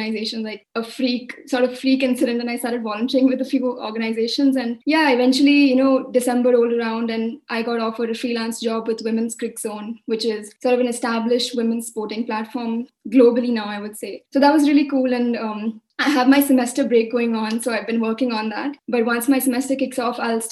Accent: Mumbai, Maharashtra, India; I'm a 20-year-old student from India, and I grew up in Mumbai

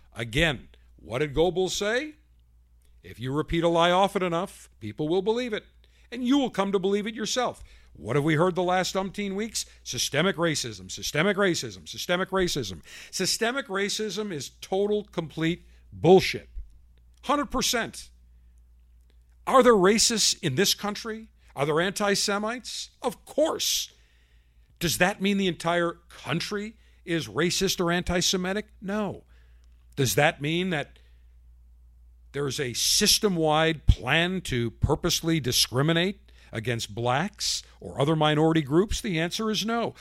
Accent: Buffalo, New York, United States; my hometown of Buffalo, New York

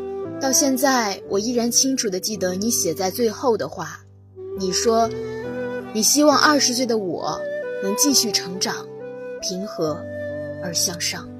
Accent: Guangzhou, Guangdong, China; moved away as an adult; now in Nanjing, China; 来自广东广州。我在南京大学，距离我的家乡一千三百六十七公里。

